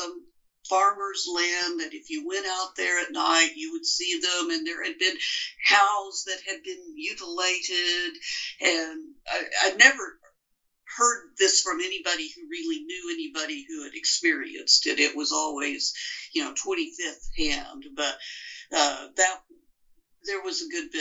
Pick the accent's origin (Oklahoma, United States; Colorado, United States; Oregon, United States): Oklahoma, United States; accent: Great Plain, sort of mid-America accent; I'm from Oklahoma